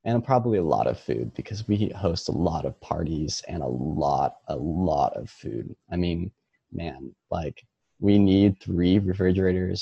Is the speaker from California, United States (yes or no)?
yes; Monterey, California, United States; also born or lived in Bay Area, California; I grew up in Monterey all my life